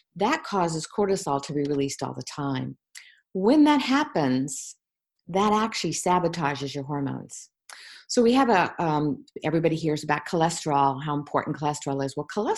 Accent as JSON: {"language": "English", "town": "Virginia Beach", "region": "Virginia", "country": "United States", "tie": "born or raised there", "said": "And I grew up in Virginia Beach after that, and Edgar Casey's foundation was there."}